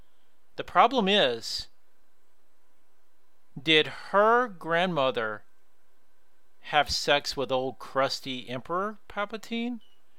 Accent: the Bible Belt, United States; moved away; I came from the Bible Belt.

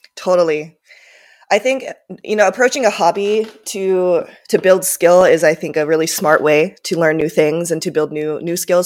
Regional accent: Minnesota, United States; first language Japanese; English is a second language; also born or lived in Tokyo, Japan; I grew up in Minnesota

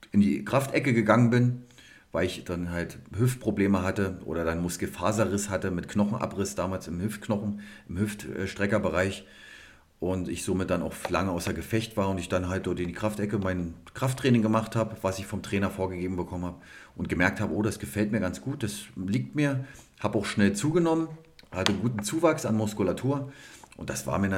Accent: Cottbus, Brandenburg, Germany; Richtig, da bin ich genau geboren in Cottbus und bin dort zur Schule, Sportschule gegangen bis 2004

